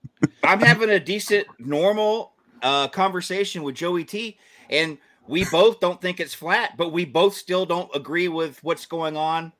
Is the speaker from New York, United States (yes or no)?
no; Georgia, United States; I was born and raised in Georgia.